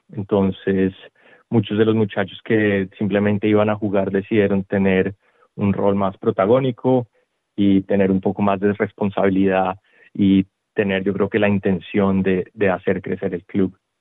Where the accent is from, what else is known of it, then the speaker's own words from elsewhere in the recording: Colombia; now in Australia; yo soy originario de Colombia